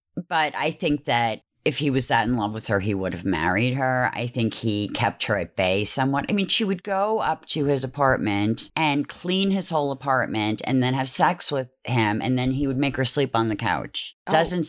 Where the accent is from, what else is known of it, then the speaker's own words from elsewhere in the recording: Cambridge, Massachusetts, United States; Sarah and I are from Cambridge where it was not uncommon to see mixed race families, even in the 80s.